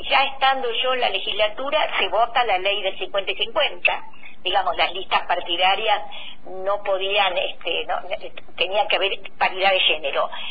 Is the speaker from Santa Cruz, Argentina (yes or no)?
no; Río Negro, Argentina; nosotros en Río Negro